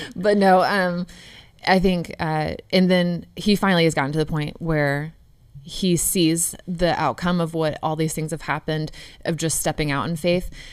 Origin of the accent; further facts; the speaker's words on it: Upland, Indiana, United States; I'm from Upland, Indiana